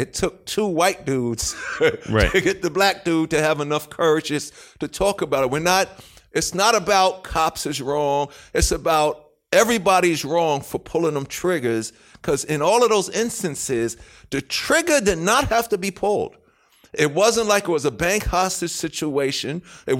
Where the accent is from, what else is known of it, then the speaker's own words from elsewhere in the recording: Queens, New York, United States; I'm the king from Queens, and I'm down with Nas.